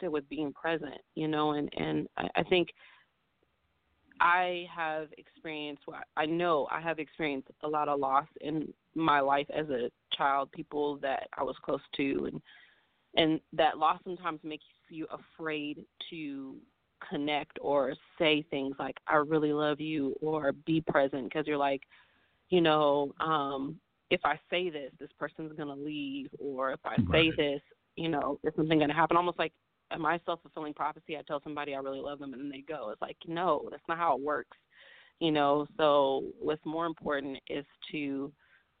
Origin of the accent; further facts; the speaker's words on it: Oakland, California, United States; my hometown